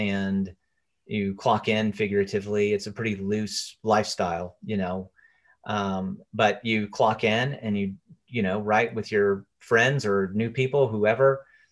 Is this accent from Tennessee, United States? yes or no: yes; Chattanooga, Tennessee, United States; now in Nashville, United States; I was playing in bands around my hometown, Chattanooga.